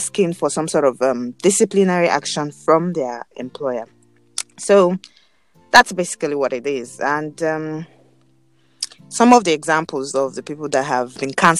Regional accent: Nigeria

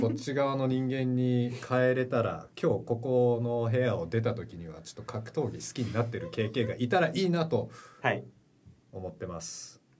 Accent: Vancouver, British Columbia, Canada; 実は僕はバンクーバーカナダ出身で日系2世になりまして

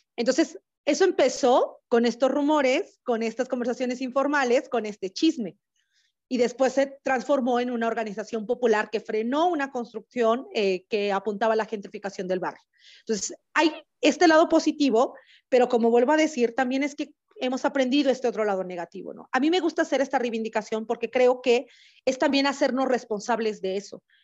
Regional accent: Oaxaca, Mexico; moved away; zapoteca originaria de la ciudad de Oaxaca

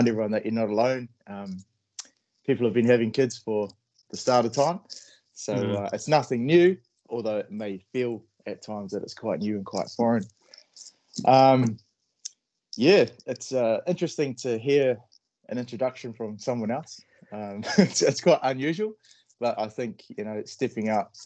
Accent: Palmerston North, Manawatū-Whanganui, New Zealand; I was raised in Palmerston North, so that's the North Island of New Zealand

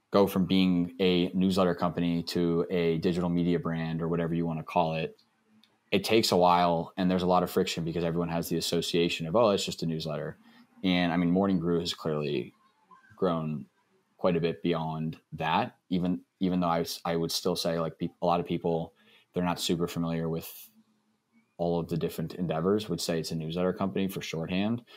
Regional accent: Texas, United States; I grew up in Texas

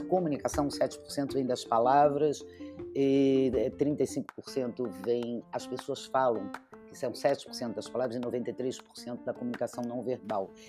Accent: Rio de Janeiro, Brazil; moved away as an adult; now in São Paulo, Brazil; eu sou carioca, moro em São Paulo há 25 anos

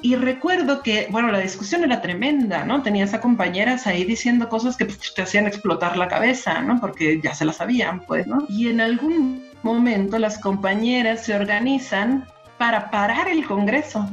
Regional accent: Sonora, Mexico; now in Mexico City, Mexico; yo soy de Sonora

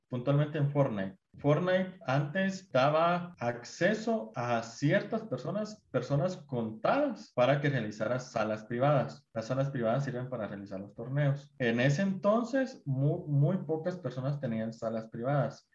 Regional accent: Guatemala; como guatemaltecos

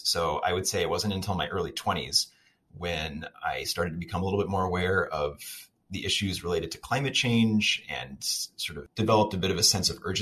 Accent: Kansas City, Kansas, United States; moved away as an adult; also born or lived in Chicago / Sweden; now in Madison, United States; I grew up in the Kansas City suburbs

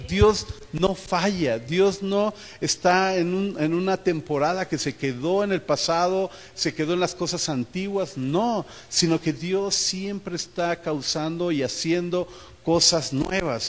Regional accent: Mexico

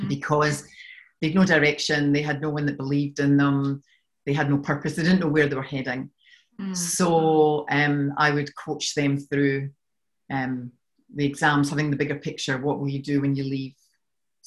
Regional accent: Scotland, United Kingdom; accent: Scottish; moved away as an adult; now in Australia; you can tell from my accent that I'm from Scotland. I've been in Australia for 12 years and no matter what I do, I can't seem to shift this accent.

